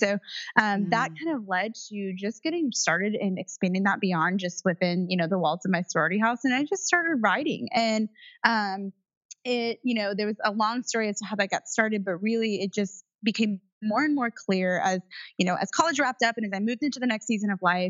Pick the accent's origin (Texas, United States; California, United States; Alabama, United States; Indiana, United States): Indiana, United States; I was raised in Indiana in the cornfield